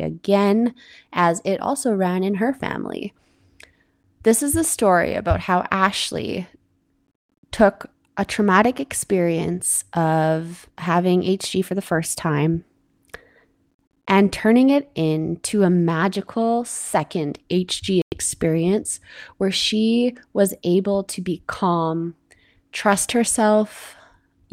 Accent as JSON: {"language": "English", "country": "Canada", "said": "I'm your Canadian host"}